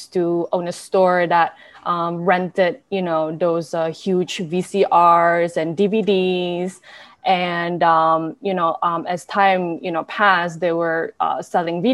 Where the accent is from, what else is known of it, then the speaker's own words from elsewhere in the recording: Brunei; also born or lived in United States; I was born and raised in Brunei.